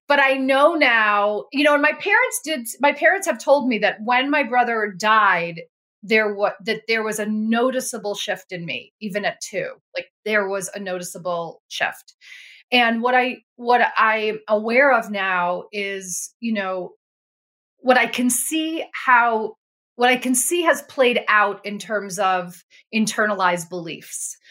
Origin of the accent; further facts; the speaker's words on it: Buffalo, New York, United States; I grew up in Buffalo, New York.